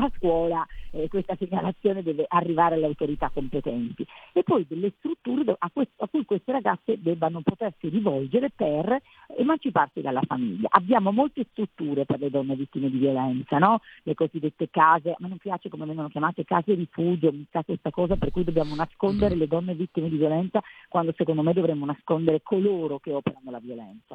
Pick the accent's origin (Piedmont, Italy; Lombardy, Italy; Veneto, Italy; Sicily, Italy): Piedmont, Italy; Cuneo; io vengo da Cuneo